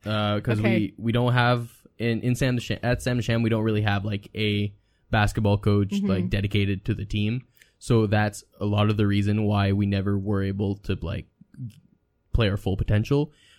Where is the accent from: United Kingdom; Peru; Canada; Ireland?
Canada; Saint John, New Brunswick; So I grew up in St. John in New Brunswick, and I went to the French school, Samuel de Champlain